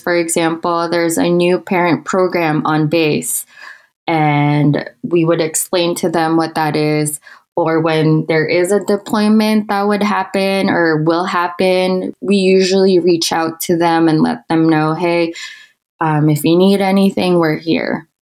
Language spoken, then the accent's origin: English; Manila, Metro Manila, Philippines; moved away as an adult; also born or lived in Okinawa, Japan; now in Utah, United States; I am from the Philippines in a city called Manila